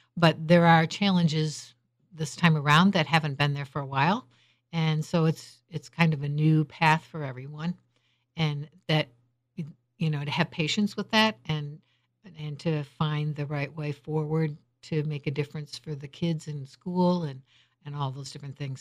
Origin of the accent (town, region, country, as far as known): Holland, Michigan, United States